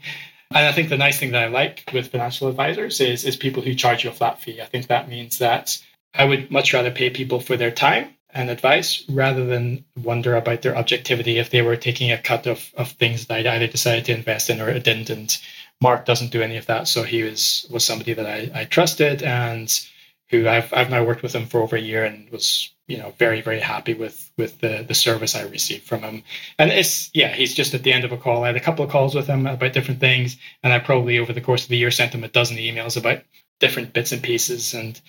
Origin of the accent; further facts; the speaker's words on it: Ecuador; And I grew up in Ecuador, and so that immediately attracted me to it.